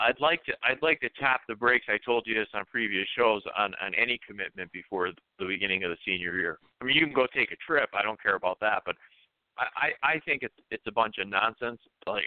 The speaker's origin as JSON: {"language": "English", "region": "Florida", "country": "United States", "said": "I'm from South Florida. You know, it's warm, high humidity. I'm used to that."}